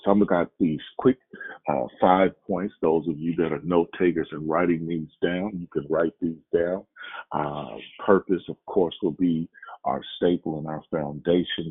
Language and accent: English; Oakland, California, United States; moved away as an adult; also born or lived in Louisiana; I was born in Oakland, California, uh, went to school in Oakland, California, then went on to college in Louisiana